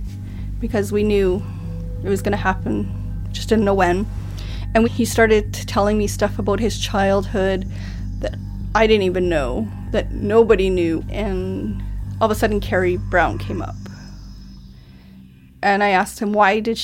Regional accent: Thompson, Manitoba, Canada; I was born and raised in Thompson.

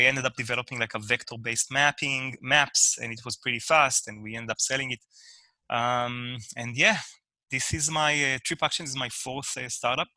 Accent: Israel; moved away; I'm originally from Israel

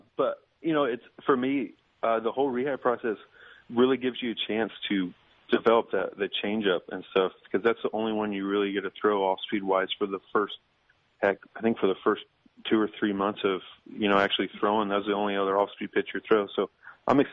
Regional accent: Indianapolis, Indiana, United States; now in St. Louis, United States; Growing up in Indianapolis, we had a minor league team

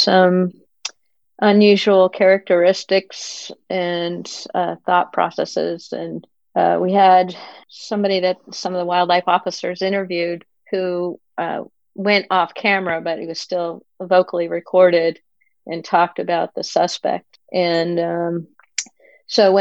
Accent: Pennsylvania, United States; moved away as an adult; also born or lived in Colorado; now in California, United States; I grew up in Pennsylvania

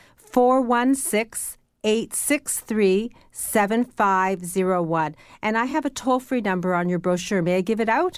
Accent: Canada; We Canadians

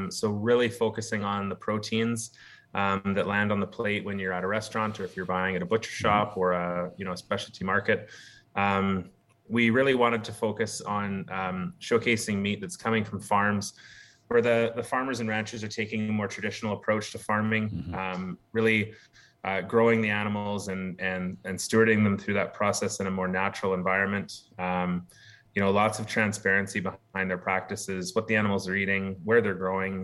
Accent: Campbell River, British Columbia, Canada; now in Victoria, Canada; born and raised here on Vancouver Island. Nice. Grew up in Campbell River.

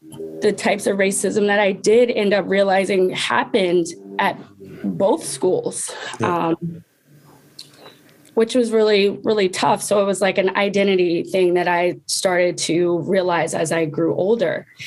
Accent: Baltimore County, Maryland, United States; I was born in Baltimore City, but I was raised in Baltimore County.

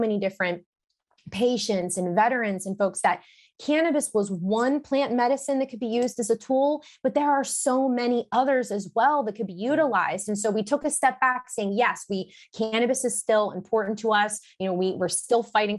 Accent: Pittsburgh, Pennsylvania, United States; I started really as an events professional in my hometown

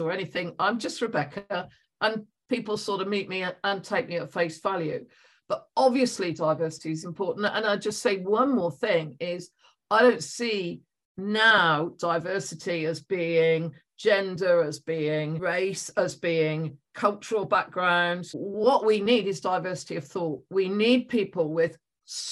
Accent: West Country, South West England, United Kingdom; accent: West Country; moved away as an adult; also born or lived in London; some of you will be able to tell from my accent, I am from the West Country

